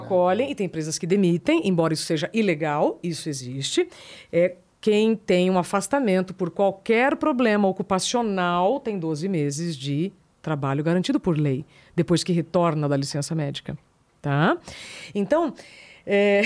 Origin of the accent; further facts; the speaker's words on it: northern Paraná, Brazil; moved away; eu sou do Paraná, sou lá do norte do Paraná